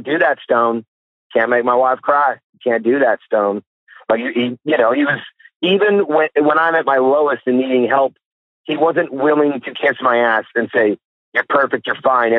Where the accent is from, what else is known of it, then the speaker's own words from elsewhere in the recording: Kalamazoo, Michigan, United States; moved away; Kalamazoo, Michigan, my hometown